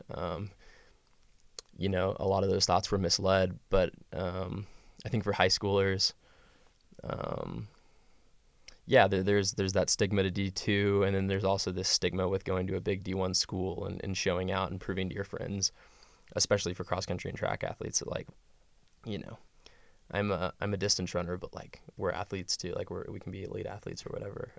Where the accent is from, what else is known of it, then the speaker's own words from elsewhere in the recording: West Texas, United States; moved away as an adult; I'm from West Texas